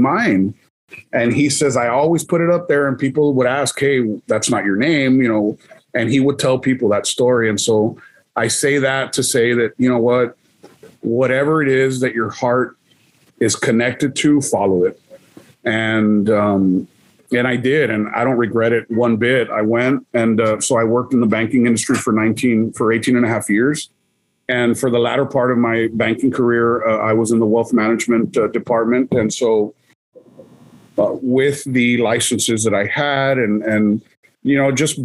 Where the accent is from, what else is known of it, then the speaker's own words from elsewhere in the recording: Laredo, Texas, United States; I never left Laredo because, you know, again, my mom was a single parent